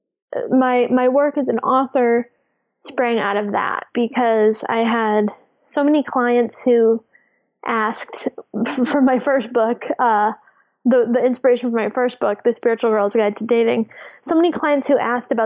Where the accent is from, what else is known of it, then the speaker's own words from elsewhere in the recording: New England, United States; I grew up in New England